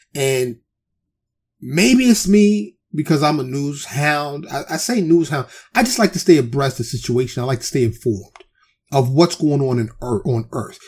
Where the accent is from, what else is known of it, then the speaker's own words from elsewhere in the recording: New York City, New York, United States; also born or lived in Harlem / the Bronx; now in Texas, United States; I'm born and raised in New York City